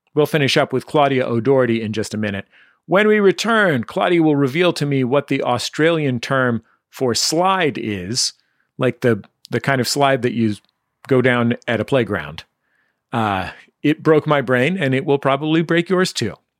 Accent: San Francisco, California, United States; now in Los Angeles, United States; I'm lucky to grow up somewhere that I really love

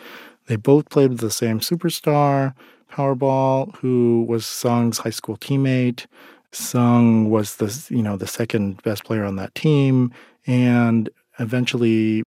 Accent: South Korea; born there; But I'm adopted from Korea, and I've often felt like that dynamic in the Asian American community is kind of a strange and sometimes uncomfortable one

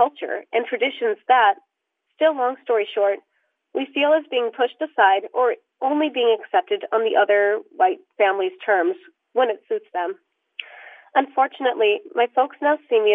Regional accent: South King County, Washington, United States; I am from South King County in Washington

